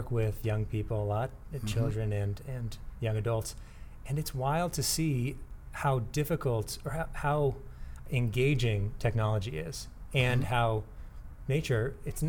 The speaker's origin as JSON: {"language": "English", "town": "San Diego", "region": "California", "country": "United States", "tie": "born or raised there", "said": "I'm born and raised in San Diego"}